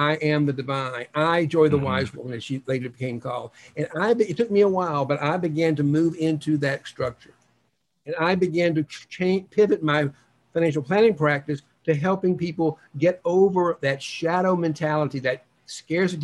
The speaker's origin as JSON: {"language": "English", "region": "the South", "country": "United States", "tie": "born or raised there", "also_born_or_lived": "New York", "moved": "yes", "said": "all the bullies that I grew up with in the South, including my father"}